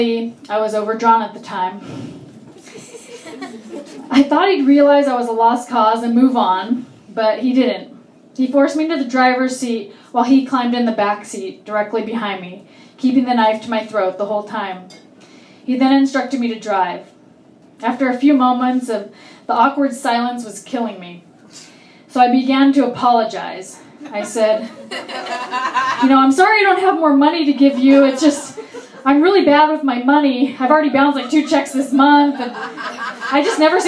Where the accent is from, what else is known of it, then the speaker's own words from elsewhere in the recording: Orange County, California, United States; I grew up in Orange County.